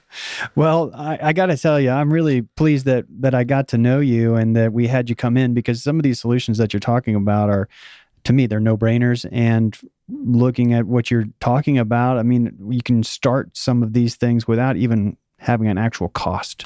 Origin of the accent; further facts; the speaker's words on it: Missouri, United States; also born or lived in Oklahoma; I was born in Oklahoma, and I grew up, uh, my high school years in Missouri, so it's the show me state